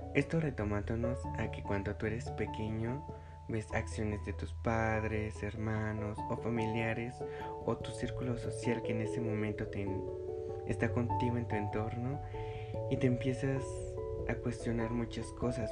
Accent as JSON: {"language": "Spanish", "region": "Mexico City", "country": "Mexico", "said": "yo soy de la Ciudad de México"}